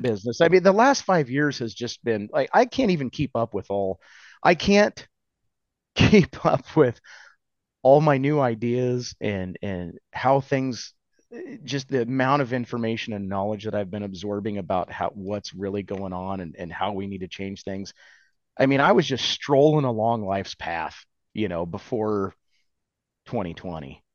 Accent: Nebraska, United States; growing up in Nebraska, living here

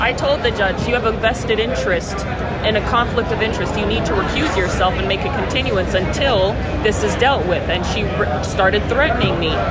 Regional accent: Canada; moved away as an adult; now in United States; I am an American Indian born in Canada

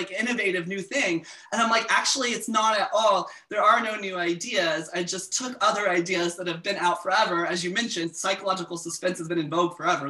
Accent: South Carolina, United States; moved away; I'm originally from South Carolina

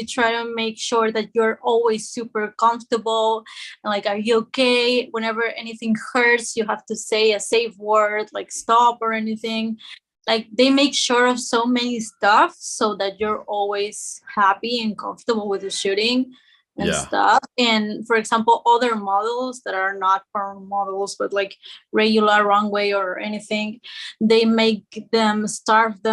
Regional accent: Peru; moved away as an adult; now in Spain; I'm not Spanish. I live in Spain, but I was born in Peru and I traveled to Spain to study

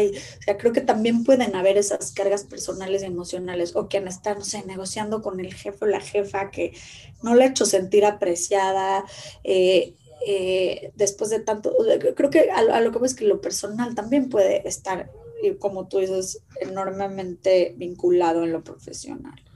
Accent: Mexico; como mexicanos

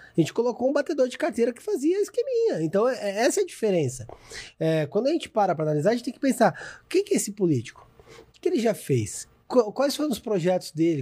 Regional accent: Vinhedo, São Paulo, Brazil; now in São Paulo, Brazil; lá em Vinhedo, que é de onde eu sou natural.

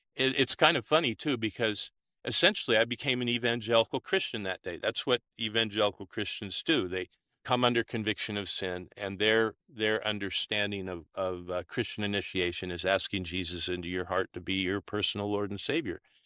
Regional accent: Olympia, Washington, United States; now in New South Wales, Australia; I was born and raised in the United States, in Olympia, Washington

